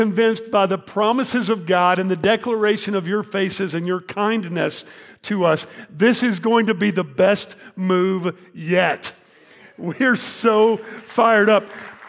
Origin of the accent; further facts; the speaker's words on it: Arlington, Texas, United States; also born or lived in Fort Worth, Texas; I was born in 1970 in Fort Worth, Texas. You know where that is? Go Frogs. TCU, right? Who's for TCU? All right. I moved to Arlington, Texas in 1977. My parents bought a house out there, started school, grew up there.